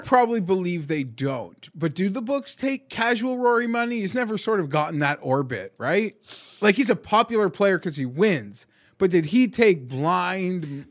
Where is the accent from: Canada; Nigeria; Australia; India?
Canada; we're Canadian